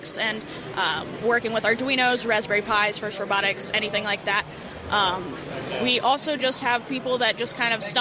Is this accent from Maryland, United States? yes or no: no; Dallas, Texas, United States; also born or lived in Missouri; I'm from Dallas, Texas